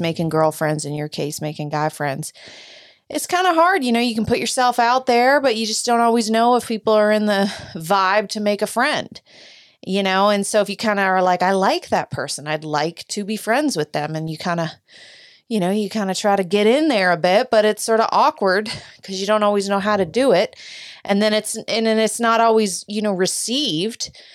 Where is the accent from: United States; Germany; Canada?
United States; I'm an American